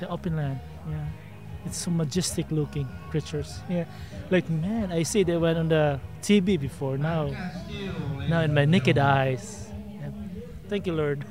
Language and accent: English; Philippines; also born or lived in Victoria, Texas; now in Austin, United States; originally, I'm a Filipino